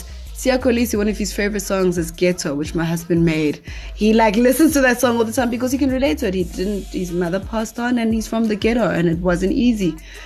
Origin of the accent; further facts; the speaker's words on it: Durban, KwaZulu-Natal, South Africa; I grew up in Durban North